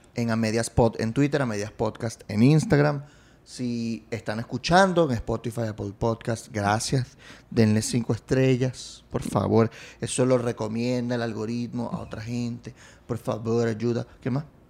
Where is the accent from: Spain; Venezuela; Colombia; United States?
Venezuela; vengo de un país con una historia